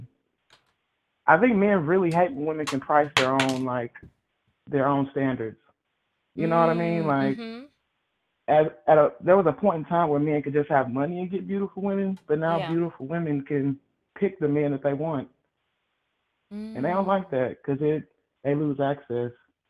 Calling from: Kansas, United States; I'm calling from Kansas.

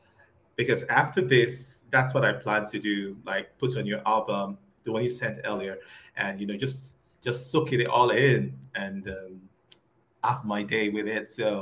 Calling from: Nigeria; Okay, I'm talking to you from Nigeria. I'm like on the other side of the world.

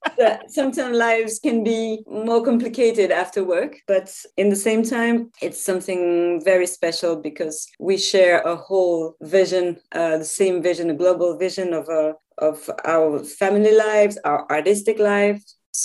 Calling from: Switzerland; So I'm calling from Switzerland. So it's a tiny country, pretty cold like yours, I think.

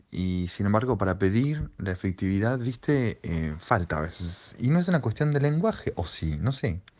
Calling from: Berazategui, Buenos Aires Province, Argentina; Hola, ¿qué tal? … de Verazategui y bueno, quería, este, porque escuché recién a la oyente que llamó

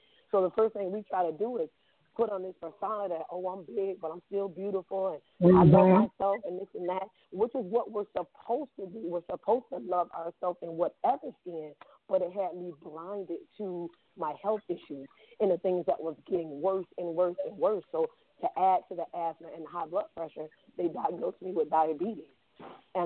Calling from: Boynton Beach, Florida, United States; I'm calling from Boynton Beach, Florida.

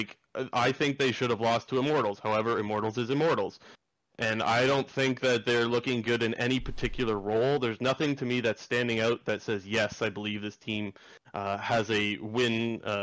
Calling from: Sarnia, Ontario, Canada; I'm calling from Sarnia, Ontario.

